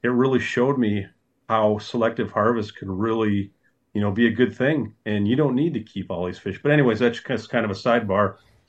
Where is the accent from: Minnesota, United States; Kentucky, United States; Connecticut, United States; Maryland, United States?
Minnesota, United States; Yeah, so I grew up on Lake Vermilion.